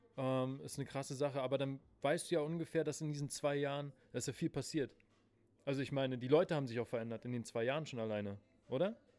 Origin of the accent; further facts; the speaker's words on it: Berlin, Germany; ich wurde hier in Berlin geboren, in Spandau.